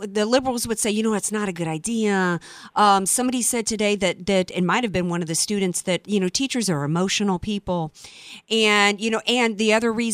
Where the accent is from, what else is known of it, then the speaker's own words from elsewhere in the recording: Louisiana, United States; I grew up in the South where kids rolled up every day with you know, trucks with their loaded gun racks in the back